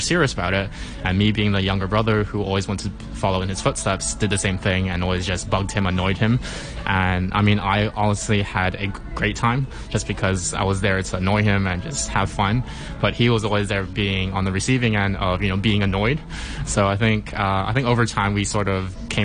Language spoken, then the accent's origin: English; Hong Kong; I was born and raised in Hong Kong